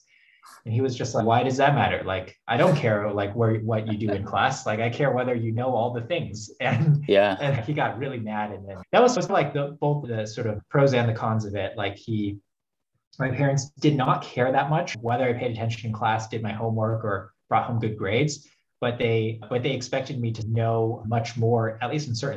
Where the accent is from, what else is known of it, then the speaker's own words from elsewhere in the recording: Phoenix, Arizona, United States; English is a second language; also born or lived in Hubei, China; I was born in China in Hubei province. And I came to the US like many people when I was just a kid. I was around six when I came to the US. And grew up in Phoenix